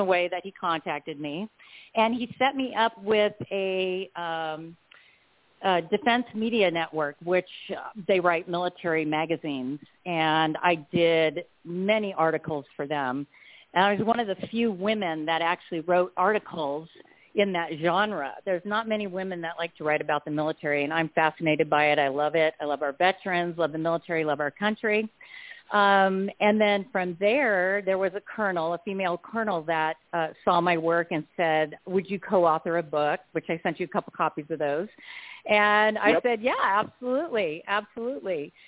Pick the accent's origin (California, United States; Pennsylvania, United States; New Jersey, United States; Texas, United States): California, United States; Huntington Beach; moved away; also born or lived in East Coast; I grew up in Huntington Beach, California